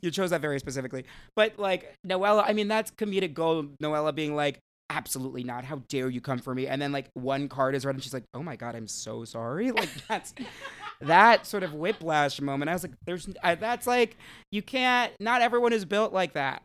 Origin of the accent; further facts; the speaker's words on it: New Jersey, United States; I'm from New Jersey. I'm a Jersey girl, born and raised